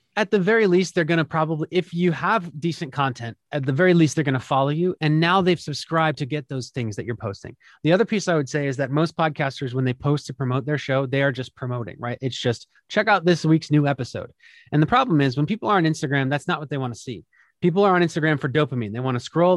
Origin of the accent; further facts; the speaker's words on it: Philadelphia, Pennsylvania, United States; my hometown of Philadelphia